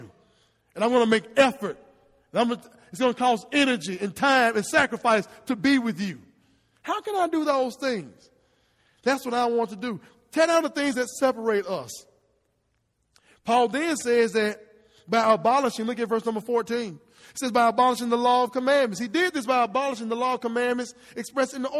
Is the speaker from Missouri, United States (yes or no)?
no; Hernando, Mississippi, United States; I'm born and raised in Hernando